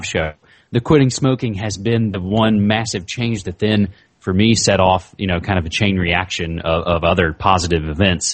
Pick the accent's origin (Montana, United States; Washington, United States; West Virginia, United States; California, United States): West Virginia, United States; my home state of West Virginia